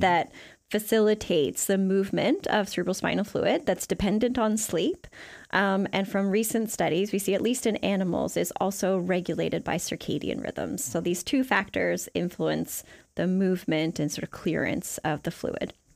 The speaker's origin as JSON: {"language": "English", "country": "Canada", "also_born_or_lived": "Seattle", "moved": "as an adult", "lives_now": "New Zealand", "said": "I'm from Canada"}